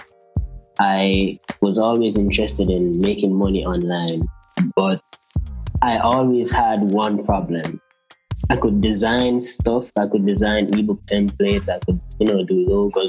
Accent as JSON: {"language": "English", "country": "Jamaica", "said": "I'm from Jamaica"}